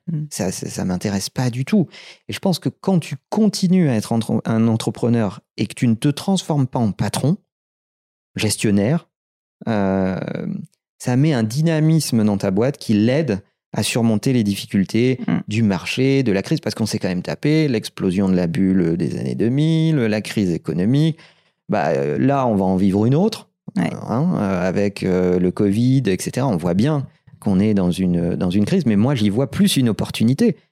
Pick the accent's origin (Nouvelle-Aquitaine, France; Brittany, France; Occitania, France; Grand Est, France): Nouvelle-Aquitaine, France; Limoges; moved away as an adult; now in Paris, France; Je suis né à Limoges, on a démarré à Limoges, le siège français reste à Limoges